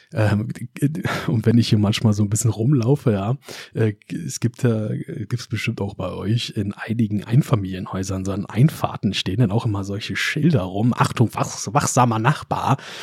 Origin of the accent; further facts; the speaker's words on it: Germany; wir Deutsche